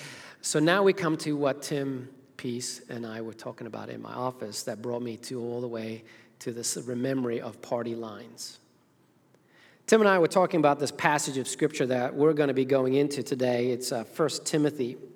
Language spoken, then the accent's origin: English; Zimbabwe; moved away; as a child growing up in Zimbabwe, Africa